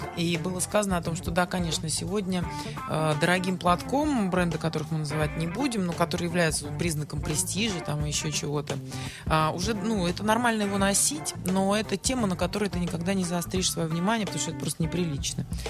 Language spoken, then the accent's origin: Russian; Saint Petersburg, Russia; Мне всегда казалось, что я ленинградка